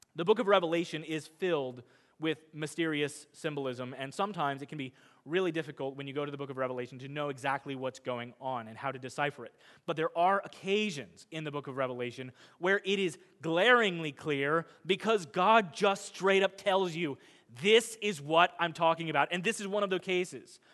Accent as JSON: {"language": "English", "region": "Midwest", "country": "United States", "said": "I'm a Midwesterner"}